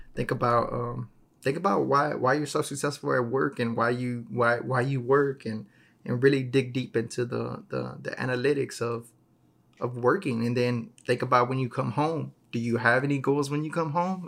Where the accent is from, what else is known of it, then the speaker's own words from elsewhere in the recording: Texas, United States; I'm from Texas